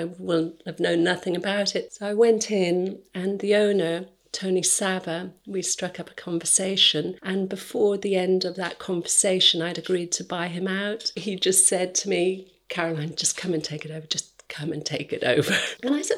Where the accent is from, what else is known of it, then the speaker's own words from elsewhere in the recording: North Cotswolds, South West England, United Kingdom; I'm from the North Cotswolds. I wasn't city savvy or anything.